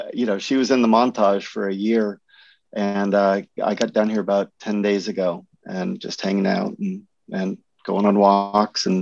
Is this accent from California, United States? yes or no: yes; Berkeley, California, United States; I grew up in Berkeley